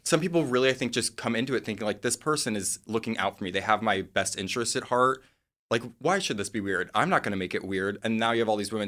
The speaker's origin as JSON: {"language": "English", "region": "Midwest", "country": "United States", "moved": "yes", "said": "I'm from the Midwest"}